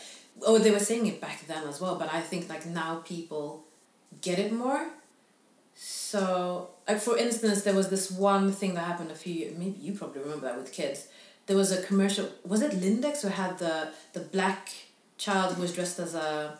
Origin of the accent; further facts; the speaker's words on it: Stockholm, Stockholm County, Sweden; where are you from? And I say, I'm from here. I'm Swedish, but I'm born in Stockholm.